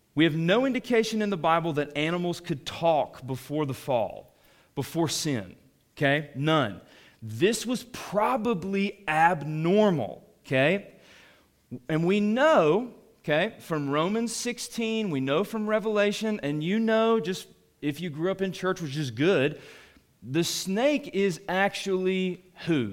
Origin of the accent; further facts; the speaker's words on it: Atlanta, Georgia, United States; I grew up in Atlanta